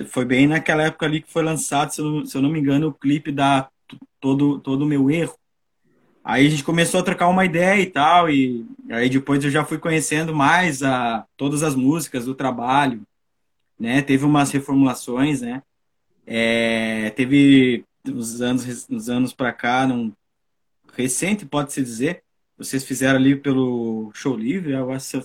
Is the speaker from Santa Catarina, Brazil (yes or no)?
no; São Borja, Rio Grande do Sul, Brazil; moved away; que eu resolvi sair da, da minha cidade natal, chamada São, São Borja, terra dos presidentes de Getúlio Vargas, João Goulart.